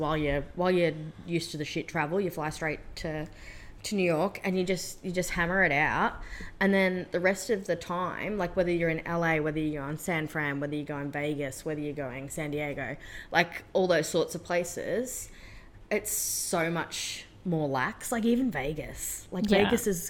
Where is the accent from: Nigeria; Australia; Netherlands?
Australia; Especially as an Aussie gal.